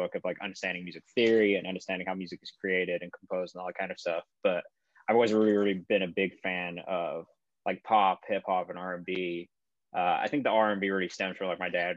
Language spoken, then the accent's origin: English; England, United Kingdom; I grew up in England